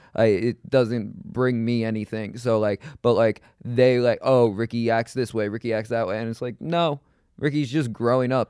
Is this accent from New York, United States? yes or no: yes; New York City, New York, United States; I grew up in Queens. I never left New York really other than to go to L